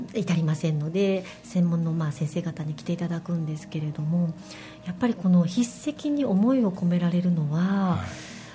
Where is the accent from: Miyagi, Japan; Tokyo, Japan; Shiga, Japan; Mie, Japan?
Shiga, Japan; Rittō; 滋賀県の立東というところで出身なんですね